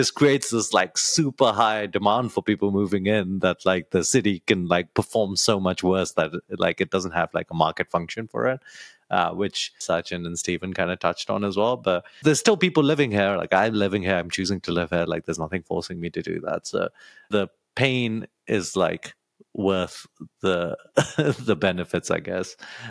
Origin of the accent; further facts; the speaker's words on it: London, United Kingdom; moved away as an adult; now in San Francisco, United States; I'm from London originally.